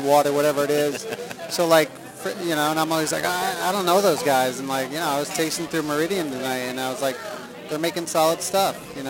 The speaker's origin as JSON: {"language": "English", "region": "East Coast", "country": "United States", "said": "I'm from the East Coast, so real recognize real, yo"}